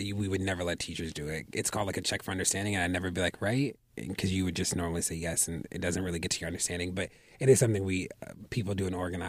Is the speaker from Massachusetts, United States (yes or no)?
no; Baltimore, Maryland, United States; Then I went back to Baltimore, opened up an academic enrichment center for middle grade